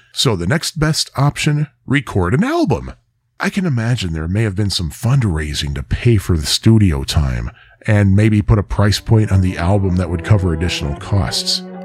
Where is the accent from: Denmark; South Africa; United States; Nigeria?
United States; Joliet, Illinois; my hometown of Joliet